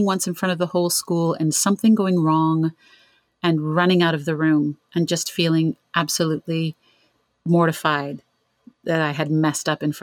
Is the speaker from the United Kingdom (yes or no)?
no; Ontario, Canada; I'm from Canada, from Ontario.